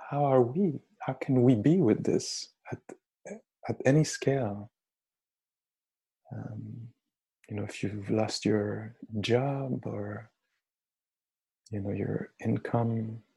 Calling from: Montreal, Quebec, Canada; I'm speaking here from Montreal, who a few hours ago was declared, um, uh, you know, under emergency state

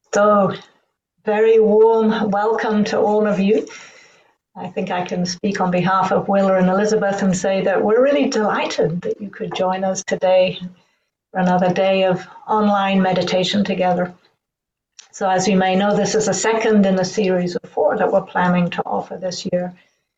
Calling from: Auckland, New Zealand; I'm joining you from Tamaki Makaurau, Auckland, in Aotearoa, New Zealand.

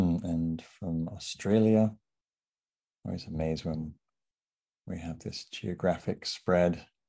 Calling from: Sausalito, California, United States; So I'm calling in from Sausalito, which is just north of San Francisco on coastal Miwok land.

